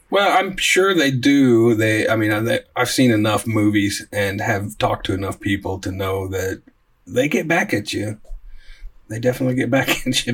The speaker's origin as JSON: {"language": "English", "region": "Oklahoma", "country": "United States", "tie": "born or raised there", "said": "Scott and I grew up a lot in Oklahoma"}